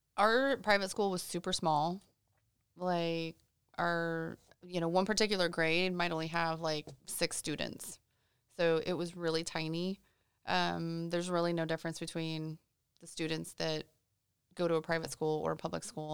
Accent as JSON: {"language": "English", "region": "Illinois", "country": "United States", "tie": "born or raised there", "also_born_or_lived": "Saint Louis, Missouri / Houston, Texas", "moved": "as an adult", "lives_now": "Orlando, United States", "said": "I was born in Saint Louis, and then we moved to Houston for about four years or so, and then up to Illinois, and that's pretty much where I grew up"}